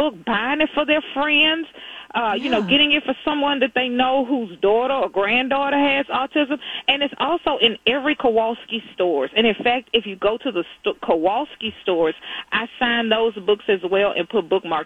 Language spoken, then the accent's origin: English; Texas, United States; I'm a cowgirl from Texas